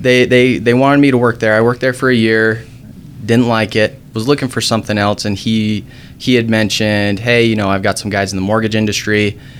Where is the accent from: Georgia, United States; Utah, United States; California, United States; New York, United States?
Utah, United States; South Jordan; I grew up in South Jordan.